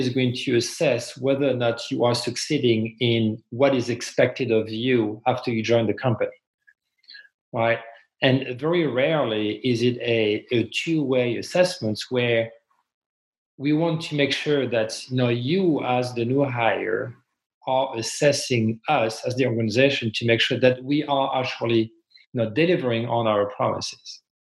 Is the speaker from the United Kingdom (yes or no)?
no; France; English is a second language; moved away as an adult; also born or lived in Montreal, Canada; now in United States; I'm originally from France and then moved to Canada when I was, I think, 28